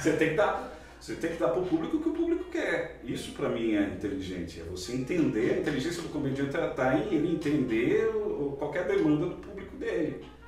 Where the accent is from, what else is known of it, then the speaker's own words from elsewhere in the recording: Ceará, Brazil; eu, como cearense